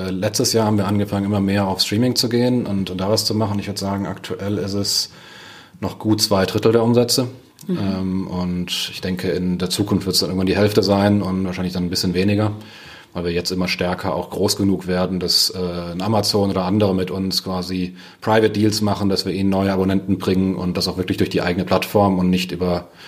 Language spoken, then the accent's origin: German; Germany; sind Deutsche, wir mögen den Datenschutz.